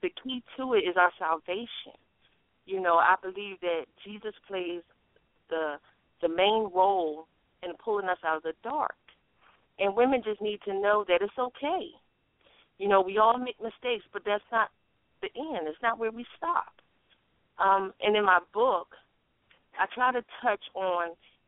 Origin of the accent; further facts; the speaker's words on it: Philadelphia, Pennsylvania, United States; also born or lived in Norfolk, Virginia; now in South Carolina, United States; I'm currently in South Carolina, but I come from Philadelphia, born and raised.